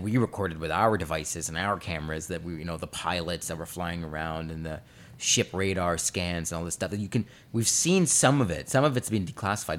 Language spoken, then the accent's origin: English; Canada; we're Canadian